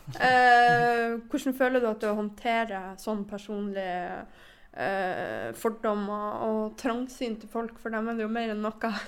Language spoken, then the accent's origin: Norwegian; Northern Norway, Norway; jeg er nordlending